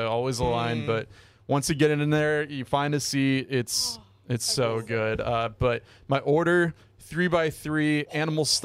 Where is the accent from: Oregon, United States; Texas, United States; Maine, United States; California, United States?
California, United States; now in Hawaii, United States; as a Californian